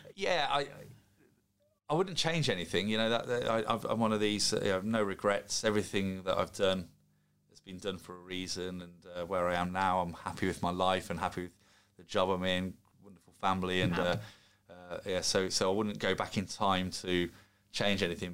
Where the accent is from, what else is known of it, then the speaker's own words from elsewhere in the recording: Solihull, West Midlands, United Kingdom; born in Solihull, whilst I'm half Scottish, I'm very English in terms of uh, I was born and brought up in England